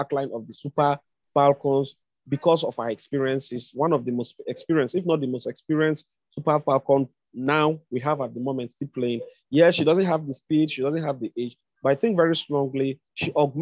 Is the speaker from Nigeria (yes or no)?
yes; Nigeria; as a Nigerian